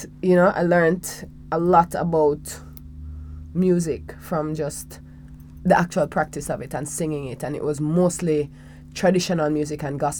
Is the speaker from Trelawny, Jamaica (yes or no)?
yes; Falmouth, Trelawny, Jamaica; I was born in Falmouth, Trelawney. Well, that's where I grew up for the first 8 years of my life